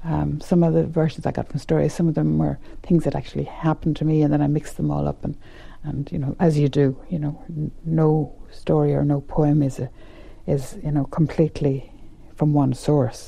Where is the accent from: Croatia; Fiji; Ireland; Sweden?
Ireland; West Kerry, Munster; moved away; also born or lived in Dublin; When I came to Dublin from West Kerry